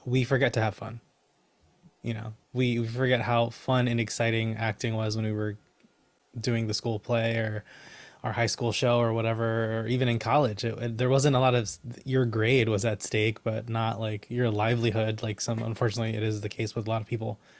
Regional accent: Connecticut, United States; I'm from Connecticut, so I know Hartford Stage very well.

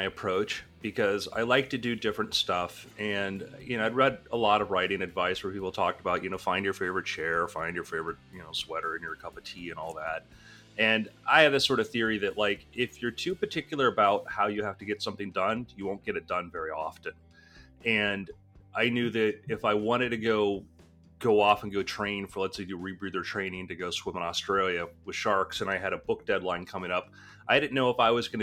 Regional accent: South Florida, United States; I grew up in South Florida scuba diving

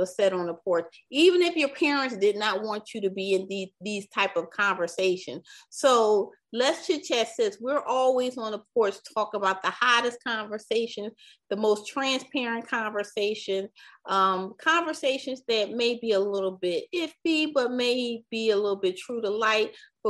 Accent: Philadelphia, Pennsylvania, United States; Me and Mel are actually from Philly

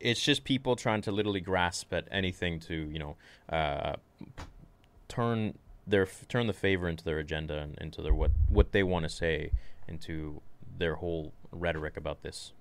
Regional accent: Canada; I'm Canadian

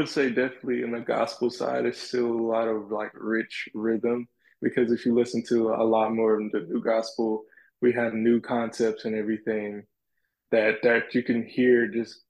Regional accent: South Carolina, United States; because where I'm from South Carolina, so I grew up around a lot of the gospel music.

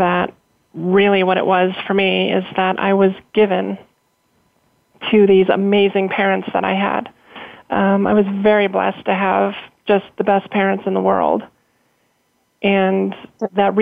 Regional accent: Colorado, United States; I grew up in Colorado my entire life

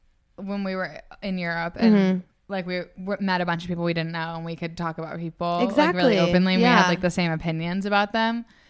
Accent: Annapolis, Maryland, United States; I mean, we're from Annapolis

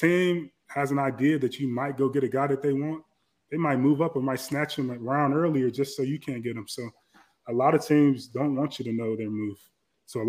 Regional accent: Chicago, Illinois, United States; moved away; we're from Chicago

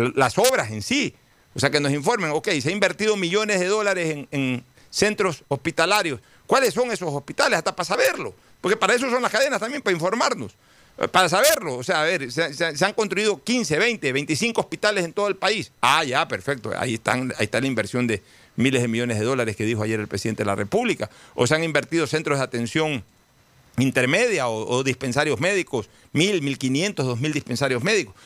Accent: Guayaquil, Guayas, Ecuador; como guayaquileño

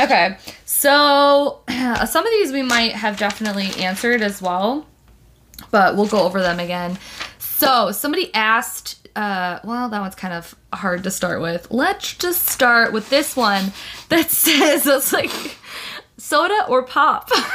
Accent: Detroit, Michigan, United States; I, am from the Midwest. I'm from Michigan, Metro Detroit area. We say pop

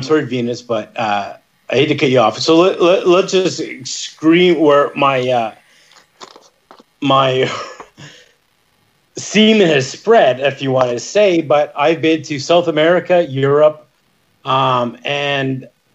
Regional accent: Northern Ontario, Canada; I'm from Ontario, Northern Ontario

